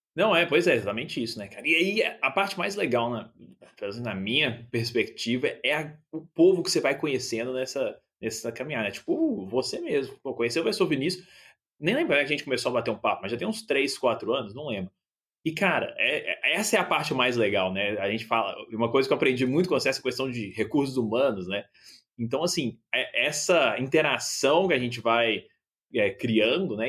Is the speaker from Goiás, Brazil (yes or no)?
no; Belo Horizonte, Minas Gerais, Brazil; moved away as an adult; also born or lived in Minnesota, United States; now in Saskatoon, Canada; eu nasci em Belo Horizonte, cresci em Belo Horizonte